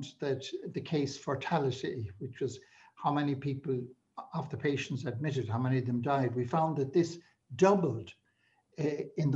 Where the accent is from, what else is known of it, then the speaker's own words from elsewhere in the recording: Galway, Connacht, Ireland; moved away as an adult; also born or lived in London; now in Dublin, Ireland; I was from Galway and had lived there